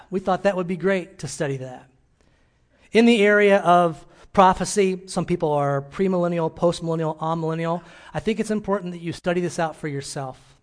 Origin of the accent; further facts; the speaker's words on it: Illinois, United States; moved away; my hometown in Illinois